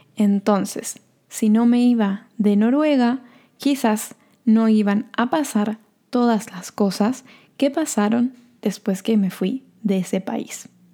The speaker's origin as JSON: {"language": "Spanish", "region": "Corrientes", "country": "Argentina", "also_born_or_lived": "Norway", "moved": "yes", "lives_now": "Bariloche, Argentina", "said": "Corrientes, que es la ciudad de donde soy o donde nací y donde viven mis padres"}